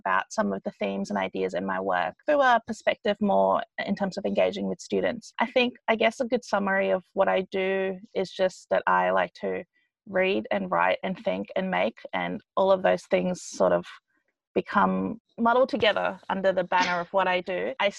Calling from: Melbourne, Victoria, Australia; So I am speaking from Melbourne.

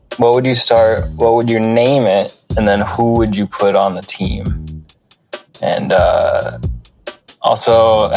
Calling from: Wisconsin, United States; I'm calling in from Wisconsin.

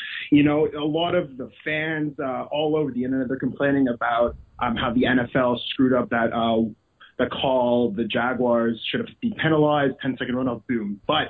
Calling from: Toronto, Ontario, Canada; I'm …. I'm coming from Toronto.

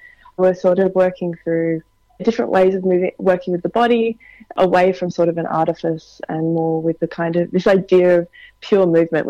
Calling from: New South Wales, Australia; I'm calling you from my lounge room. I'm sitting beside a window staring into a big oak tree on Gadigal land.

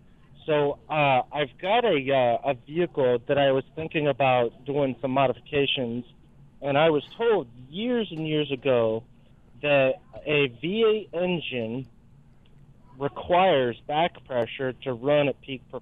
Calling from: Florida, United States; Hey, good morning, guys. I'm actually calling from Florida.

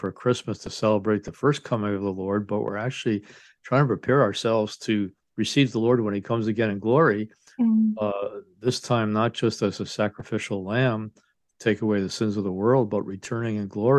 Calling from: Ann Arbor, Michigan, United States; I'm speaking here from Ann Arbor, Michigan, and I teach at Sacred Heart Seminary in the Archdiocese of Detroit.

